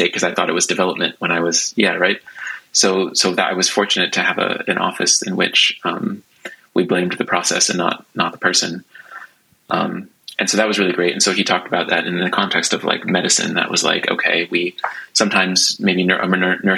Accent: United States; now in Stockholm, Sweden; being an American

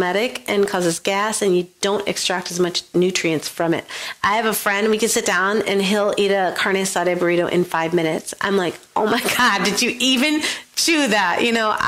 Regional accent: Buffalo, New York, United States; I grew up in Western New York, in Buffalo, New York

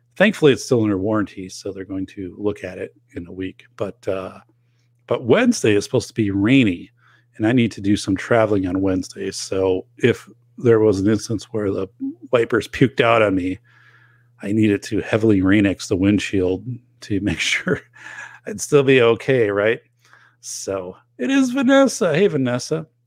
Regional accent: northern Wisconsin, United States; now in Portage, Wisconsin, United States; in my hometown where I grew up, in northern Wisconsin

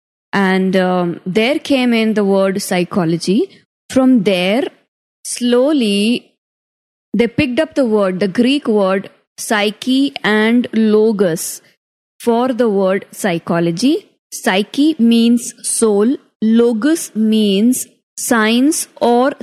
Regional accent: Rajasthan, India; I am from Rajasthan

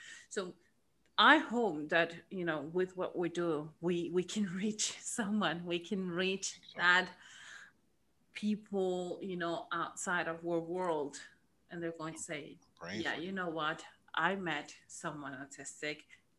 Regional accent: Miami, Florida, United States; English is a second language; moved away; also born or lived in Argentina; So, as I said before, I grew up in Miami, but I'm originally from Argentina.

